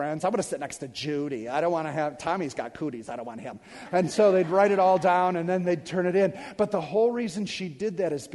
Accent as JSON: {"language": "English", "town": "Detroit", "region": "Michigan", "country": "United States", "said": "I'm from Detroit"}